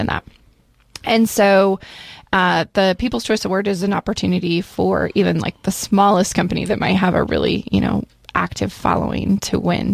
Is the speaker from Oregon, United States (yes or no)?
yes; Central Oregon, United States; I grew up here in Central Oregon